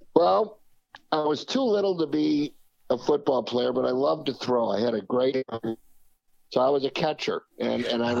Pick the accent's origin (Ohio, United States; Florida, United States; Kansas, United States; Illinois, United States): Illinois, United States; Chicago; growing up in Chicago in the '50s, '60s